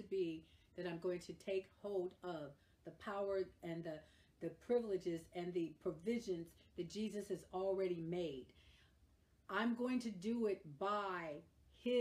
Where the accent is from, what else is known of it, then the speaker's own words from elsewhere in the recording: California, United States; I am a Californian